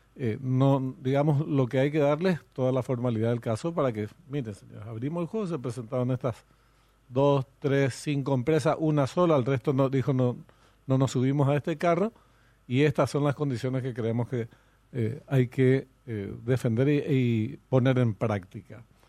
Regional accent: Paraguay; nosotros paraguayos

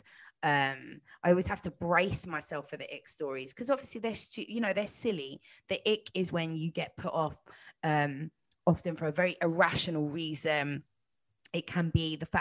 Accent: London, United Kingdom; I grew up in North London

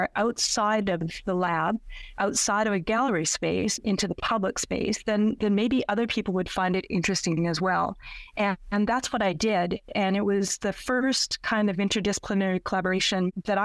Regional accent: Saskatchewan, Canada; moved away; also born or lived in Nova Scotia; I was born and raised in Saskatchewan

